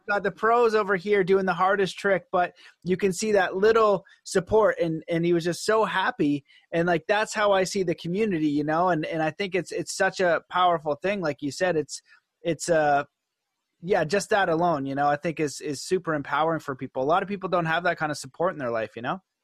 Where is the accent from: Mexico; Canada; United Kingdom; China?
Canada; being Canadian and, and from North America